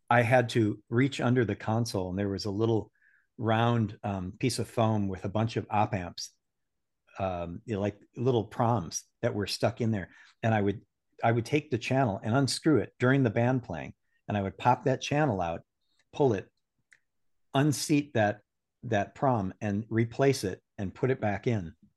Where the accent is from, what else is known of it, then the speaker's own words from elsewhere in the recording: Saint Paul, Minnesota, United States; I was born in Saint Paul, Minnesota, and grew up